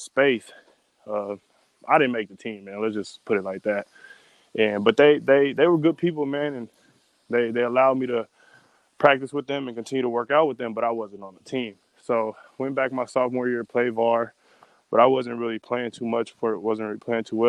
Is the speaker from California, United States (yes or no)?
yes; Bay Area, California, United States; also born or lived in Castro Valley; growing up in the Bay Area, so I started playing basketball in third